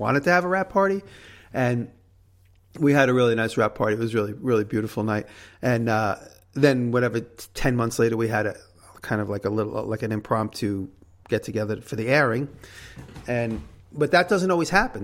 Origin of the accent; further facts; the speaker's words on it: New York, United States; accent: New York; She likes my New York ac- accent